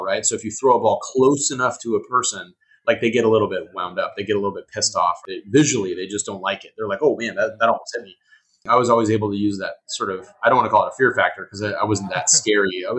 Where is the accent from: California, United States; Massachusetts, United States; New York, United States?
California, United States; Huntington Beach; moved away; I grew up in Huntington Beach.